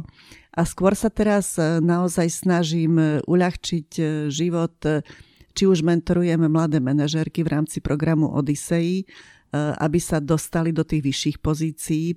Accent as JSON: {"language": "Slovak", "town": "Košice", "region": "Košice Region", "country": "Slovakia", "tie": "born or raised there", "moved": "yes", "said": "ja som e, polovicu života prežila v Košiciach, som rodená Košičanka"}